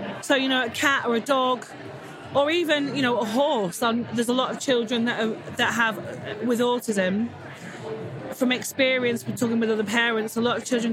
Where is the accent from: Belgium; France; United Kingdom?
United Kingdom; Manchester, North West England; I'm from Manchester in the UK. So yeah, the north of England.